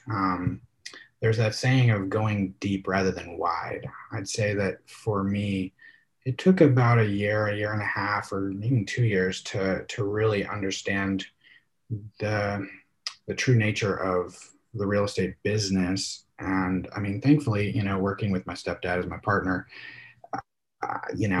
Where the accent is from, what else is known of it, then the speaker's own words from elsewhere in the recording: Alaska, United States; I grew up in Alaska.